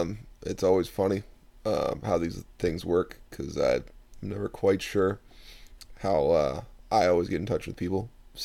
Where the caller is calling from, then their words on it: Baltimore area, Maryland, United States; I'm calling you from the East Coast, kind of near the D.C., uh-huh. Baltimore area